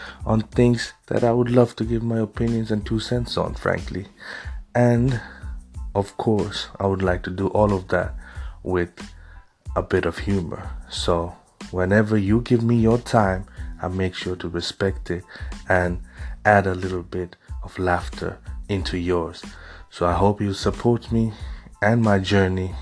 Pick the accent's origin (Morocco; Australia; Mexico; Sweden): Sweden; Stockholm, Stockholm County; also born or lived in Dhaka, Bangladesh; being born in Dhaka, growing up in Stockholm